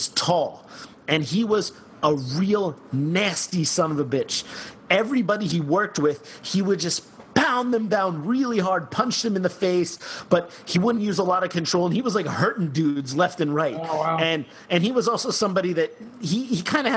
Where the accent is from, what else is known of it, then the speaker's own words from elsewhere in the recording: New Jersey, United States; also born or lived in Germany; I'm half German, I'm half Cuban, but I grew up in Jersey